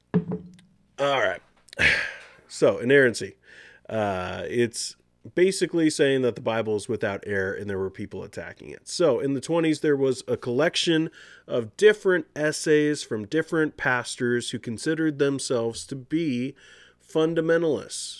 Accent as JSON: {"language": "English", "country": "United States", "tie": "born or raised there", "said": "I'm a U S citizen. I was born in the United States."}